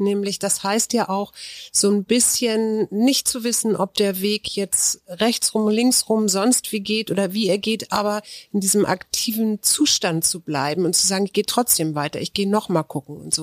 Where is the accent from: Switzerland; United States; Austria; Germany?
Germany; weil ich bin auch in der Elbe groß geworden.